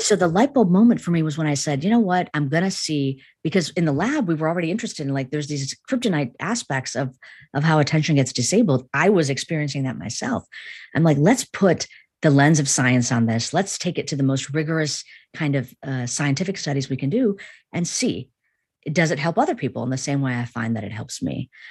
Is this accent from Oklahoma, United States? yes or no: no; Chicago, Illinois, United States; I grew up in an Indian family in the United States, in, in Chicago